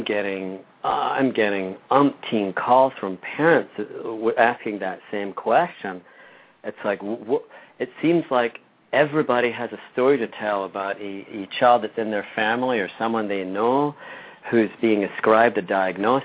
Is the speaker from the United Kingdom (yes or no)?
yes; Scotland, United Kingdom; moved away; I grew up in Scotland and Great Britain